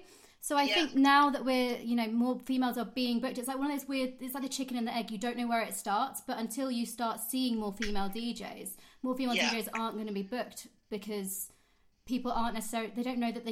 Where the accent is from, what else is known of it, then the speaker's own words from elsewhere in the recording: Kent, South East England, United Kingdom; moved away as an adult; now in London, United Kingdom; And I had moved to London from Kent, because I'm from Kent